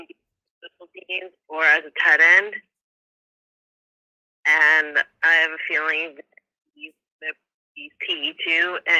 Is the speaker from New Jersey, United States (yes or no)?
yes; New Jersey, United States; I am from the beautiful state of New Jersey